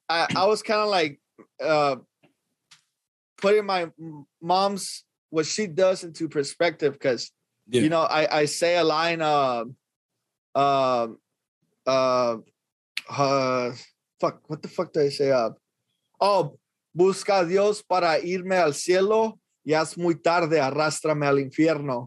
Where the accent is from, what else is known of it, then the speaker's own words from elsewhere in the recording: Los Angeles, California, United States; I'm from Northeast Los Angeles.